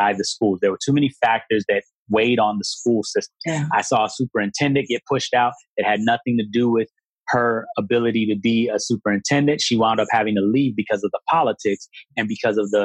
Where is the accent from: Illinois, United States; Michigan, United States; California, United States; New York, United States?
Illinois, United States; Chicago; moved away; I'm from Chicago originally